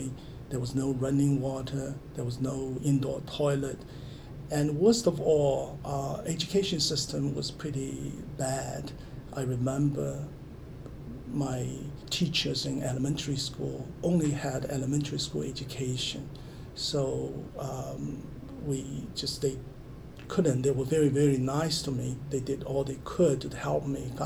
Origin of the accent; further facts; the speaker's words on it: Zhenjiang, Jiangsu, China; now in Michigan, United States; I grew up in China. I was born in a city called Zhenjiang between Shanghai and Nanjing.